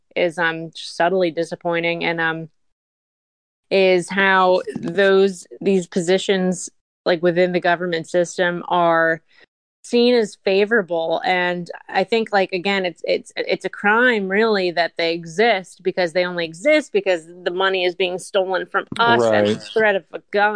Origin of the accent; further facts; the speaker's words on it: Montgomery County, Maryland, United States; I'm from Montgomery County, Maryland